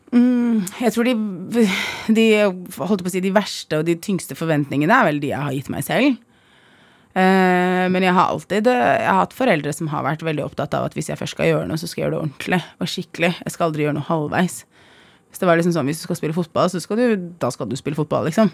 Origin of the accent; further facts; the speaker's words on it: Oslo, Norway; also born or lived in Iraq; jeg har vokst opp på Holmlia, jeg er flyktning